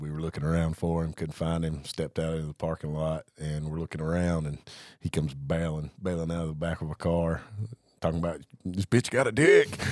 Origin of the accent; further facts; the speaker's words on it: Blairsville, Georgia, United States; also born or lived in Hawaii; I'm from the North Georgia mountains